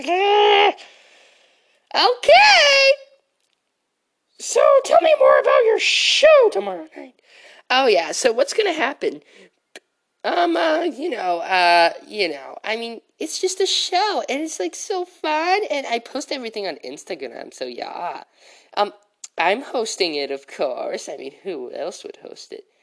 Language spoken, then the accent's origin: English; Taunton, South West England, United Kingdom; And then I, then the rest of my life, I grew up in Taunton.